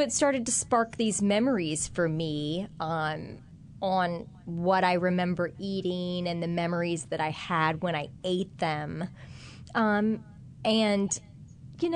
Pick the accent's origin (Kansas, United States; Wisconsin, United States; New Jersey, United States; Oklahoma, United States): Kansas, United States; now in New Orleans, United States; I had in school growing up in Kansas